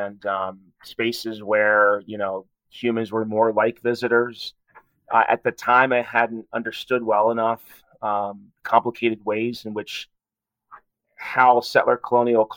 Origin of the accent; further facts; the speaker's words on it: New Jersey, United States; moved away as an adult; now in Colorado, United States; when I was a kid, I grew up in New Jersey